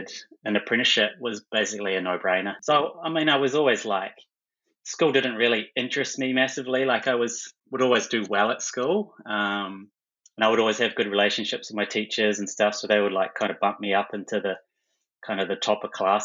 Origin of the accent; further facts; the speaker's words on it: Taranaki, New Zealand; also born or lived in Hawera, New Zealand; I actually grew up in Taranaki, originally in South Taranaki, tiny little place called Hawera